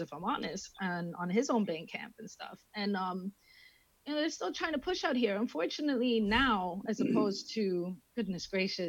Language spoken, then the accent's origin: English; Miami, Florida, United States; born or raised there; moved away as an adult; also born or lived in Grimsby, England; now in England